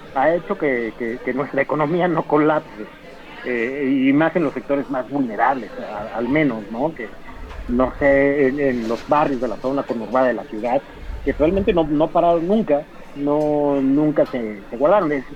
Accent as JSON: {"language": "Spanish", "region": "Mexico City", "country": "Mexico", "said": "como capitalino, como chilango"}